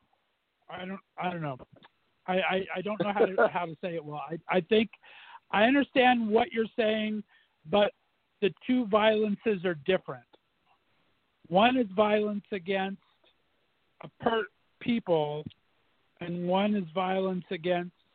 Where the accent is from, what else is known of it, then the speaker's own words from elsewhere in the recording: United States; I'm from Northeast area, so Pittsburgh's right around the corner